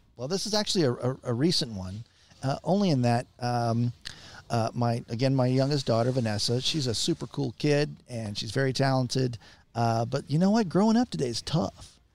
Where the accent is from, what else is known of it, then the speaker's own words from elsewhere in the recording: San Antonio, Texas, United States; now in Boerne, United States; I'm from San Antonio